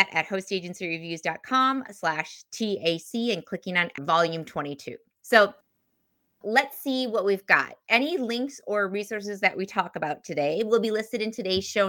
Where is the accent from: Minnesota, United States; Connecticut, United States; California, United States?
Minnesota, United States; I come from Minnesota